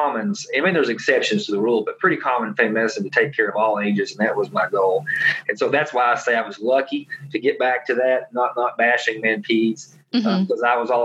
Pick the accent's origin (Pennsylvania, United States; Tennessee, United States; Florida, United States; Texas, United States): Tennessee, United States; an hour from Knoxville; UT Knoxville, which was an hour from my hometown